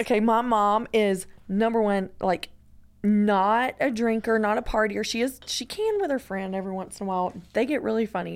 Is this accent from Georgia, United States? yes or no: yes; Georgia, United States; I'm from Georgia